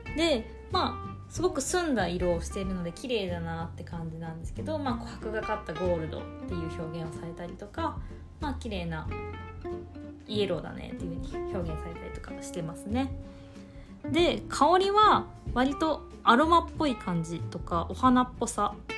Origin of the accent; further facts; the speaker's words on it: Kansai, Osaka, Japan; accent: Osaka dialect (Kansai-ben); moved away as an adult; now in Tokyo, Japan; 私は関西出身で、東京に上京してきたワインラバーなんですけど、まあ、もう上京してきて四年ほど経ちます。でも、四年経っても全然関西弁が抜けてないっていうか、大阪弁、うん、大阪なんですけど